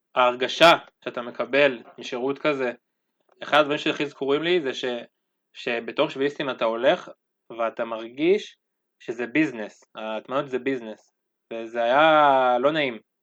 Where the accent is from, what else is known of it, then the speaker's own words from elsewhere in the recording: Ma'oz Haim, Northern District, Israel; אני מקיבוץ מעוז חיים